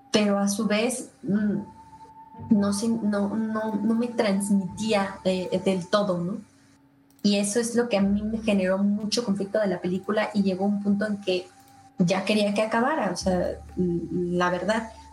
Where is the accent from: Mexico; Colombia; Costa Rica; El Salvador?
Mexico; nosotros como mexicanos